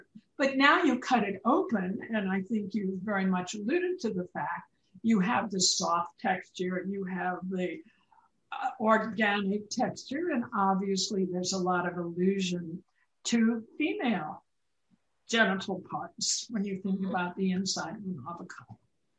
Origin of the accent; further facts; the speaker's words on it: California, United States; Now, as a Californian, and I hope other people elsewhere as well, love avocados.